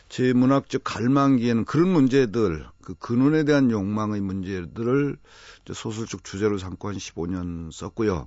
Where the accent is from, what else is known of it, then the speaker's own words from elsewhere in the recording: Nonsan, South Chungcheong, South Korea; 제 고향에 어, 매우 외진 집인데요.